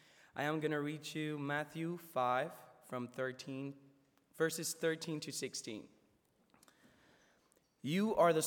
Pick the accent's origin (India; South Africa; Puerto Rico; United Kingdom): Puerto Rico; for those of you who don't know me. I am from Puerto Rico. I'm a first year